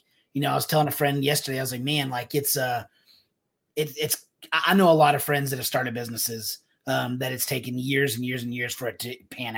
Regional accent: Texas, United States; moved away as an adult; also born or lived in Alabama / Georgia / Phoenix, Arizona; coming back to Texas after 8 years allows us to solidify that because this is home. This is where our friends are

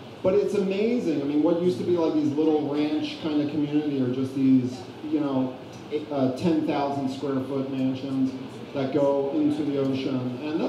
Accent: Philadelphia, Pennsylvania, United States; I'm from Philadelphia, so, just in case.

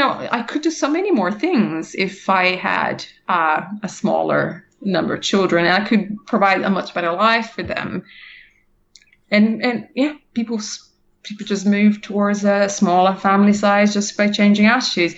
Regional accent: Brazil; moved away; I'm from Brazil originally

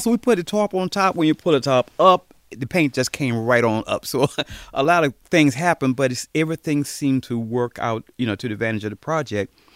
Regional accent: Richmond, Virginia, United States; I was born and raised in Jackson Ward. I teach after school program. Sometimes I teach maybe with 500 kids a year but Richmond is my home

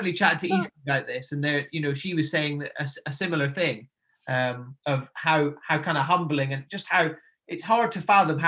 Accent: Nairn, Scotland, United Kingdom; You know, like I said, I grew up in Nairn, so, you know, voted one of the best beaches in the UK.

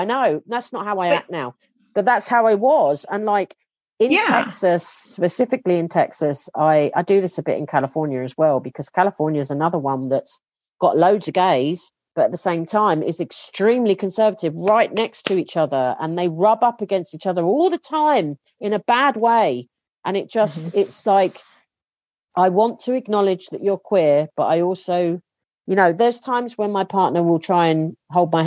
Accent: England, United Kingdom; as an English person

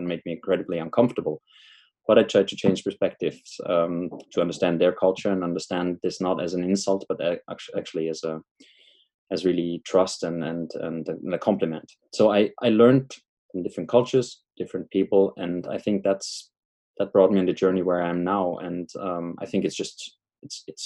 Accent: Austria; moved away as an adult; I left my home country, Austria, many years back

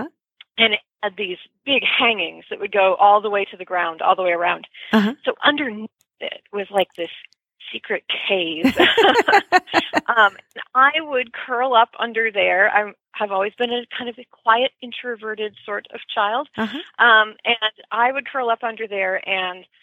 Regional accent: the Thumb of Michigan, United States; moved away as an adult; also born or lived in Detroit suburbs, Michigan; now in Bellevue, Washington, United States; I grew up in the thumb of Michigan, kind of out in farm country.

